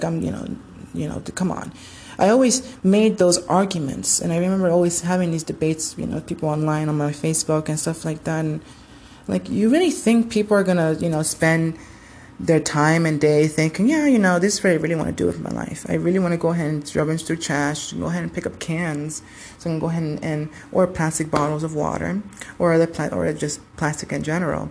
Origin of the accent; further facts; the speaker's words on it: Homestead, Florida, United States; moved away; my from home from Miami, Florida, Homestead. You know, we're from Homestead